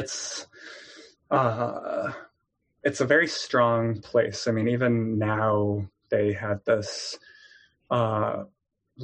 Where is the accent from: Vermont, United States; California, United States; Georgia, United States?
California, United States; growing up in California